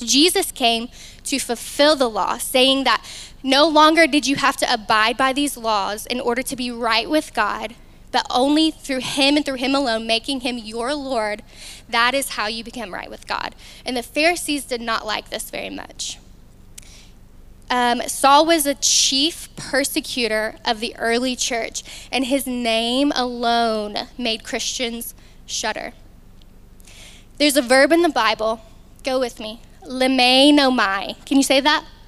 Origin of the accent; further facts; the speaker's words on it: Newport, Arkansas, United States; moved away as an adult; now in Conway, United States; I'm from a small town called Newport